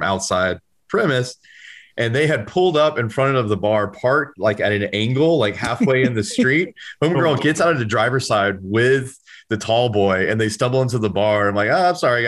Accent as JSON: {"language": "English", "town": "Hope Mills", "region": "North Carolina", "country": "United States", "tie": "born or raised there", "said": "outside of Hope Mills, my hometown"}